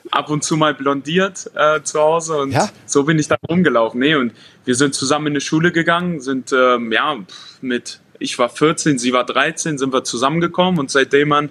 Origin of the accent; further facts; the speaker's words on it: Hanover, Lower Saxony, Germany; wir kommen ja aus Hannover